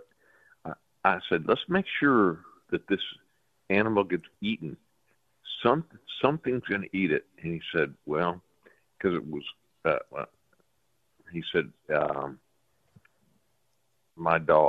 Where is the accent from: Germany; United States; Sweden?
United States; Texas; I'm from Texas